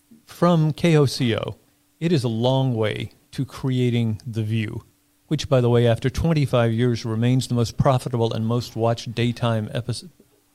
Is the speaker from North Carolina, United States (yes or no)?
yes; North Carolina, United States; I'm from North Carolina, as you know.